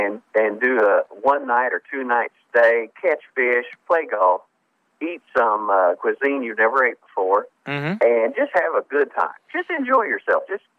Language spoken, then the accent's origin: English; Rend Lake, Illinois, United States; I was born on Ren Lake. My grandma and grandpa, both parents, lived on the edge of Ren Lake.